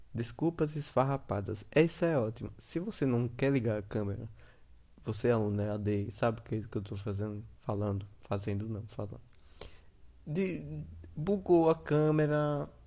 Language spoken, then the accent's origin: Portuguese; Sergipe, Brazil; eu sou do Sergipe